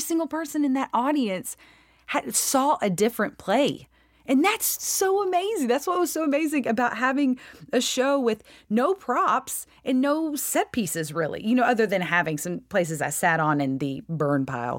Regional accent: Free Home, Georgia, United States; accent: drawl; I grew up in a really super, super, super small town

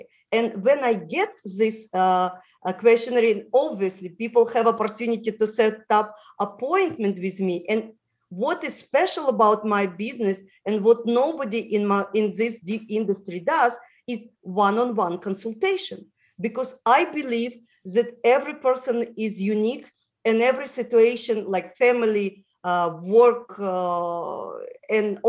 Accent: Moldova; first language Russian; English is a second language; moved away; also born or lived in Israel; I was born in Moldova, where the national language is Romanian.

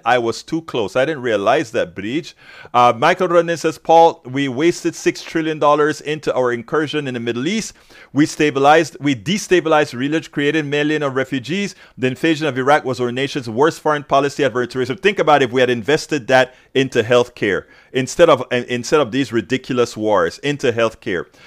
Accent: Panama; moved away; I'm from Central America, Panama

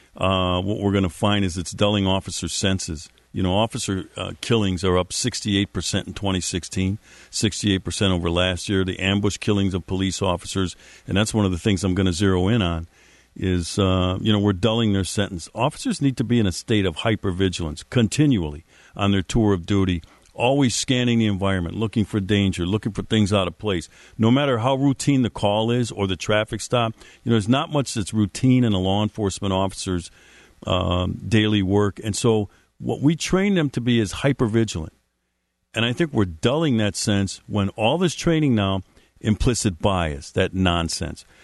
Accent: Milwaukee, Wisconsin, United States; my hometown of Milwaukee, Wisconsin

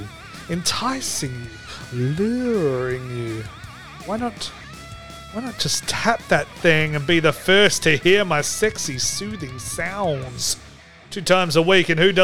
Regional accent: Australia; And I am Australian.

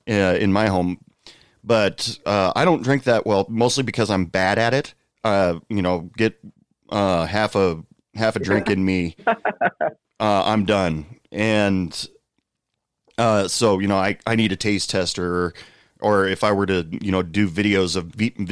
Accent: United States; I'm just asking you as an American that's never traveled outside of the United States

